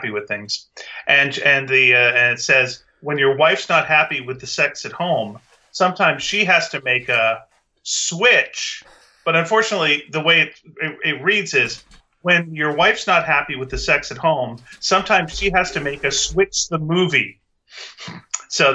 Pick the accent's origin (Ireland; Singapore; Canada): Canada; we're Canadian